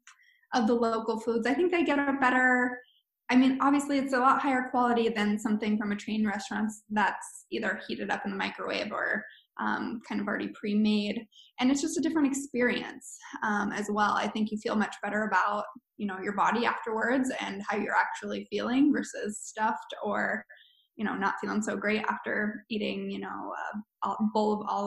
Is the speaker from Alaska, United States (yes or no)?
yes; Anchorage, Alaska, United States; also born or lived in Colorado; I'm from Anchorage, but lived in Colorado for the last few years